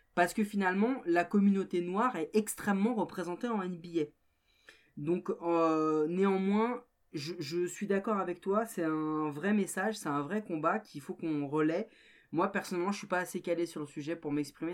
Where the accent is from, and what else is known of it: France